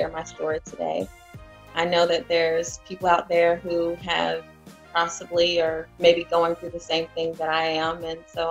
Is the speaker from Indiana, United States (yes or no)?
yes; Indianapolis, Indiana, United States; also born or lived in Chicago, Illinois; now in Charlotte, United States; I'm originally from Indianapolis, Indiana. I lived in Chicago for about 6 years and now I'm residing in Charlotte